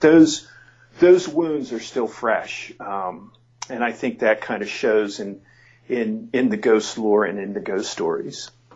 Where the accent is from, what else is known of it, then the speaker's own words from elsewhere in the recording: near Penn State, Pennsylvania, United States; Penn State because it's pretty close by my hometown